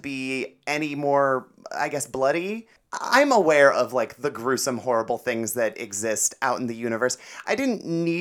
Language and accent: English; Cleveland, Ohio, United States; I'm from Cleveland